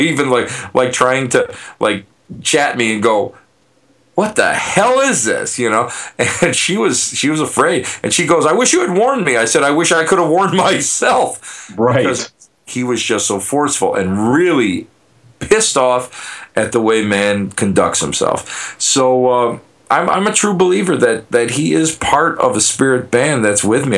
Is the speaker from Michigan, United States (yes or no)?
no; Buffalo, New York, United States; I'm a putz from Buffalo, New York